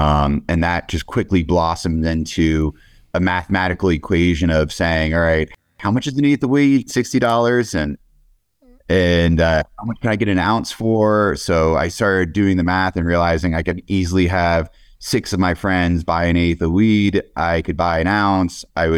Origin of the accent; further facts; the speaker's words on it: Pennsylvania, United States; on the East Coast, I grew up in Pennsylvania.